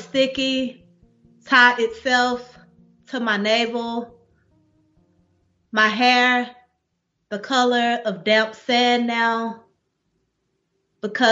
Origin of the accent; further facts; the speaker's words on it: Dallas, Texas, United States; moved away as an adult; I'm from Dallas, like through and through, born and raised